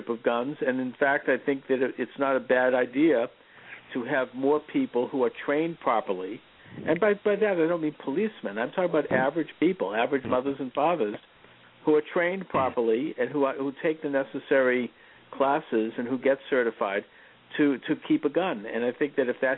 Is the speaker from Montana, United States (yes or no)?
no; Quincy, Massachusetts, United States; growing up in Quincy in the 1960s and 70s